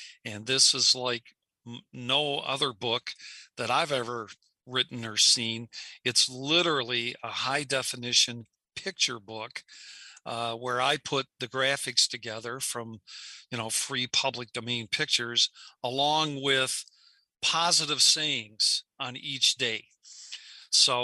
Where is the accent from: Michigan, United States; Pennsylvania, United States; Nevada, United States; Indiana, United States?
Michigan, United States; Bay City; my hometown of Bay City, Michigan